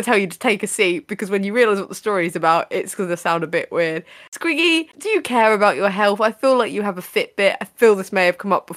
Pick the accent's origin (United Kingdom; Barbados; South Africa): United Kingdom; England; We're English.